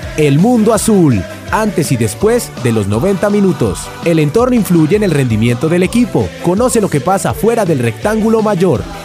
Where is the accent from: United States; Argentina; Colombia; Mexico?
Colombia; Bogotá; somos bogotanos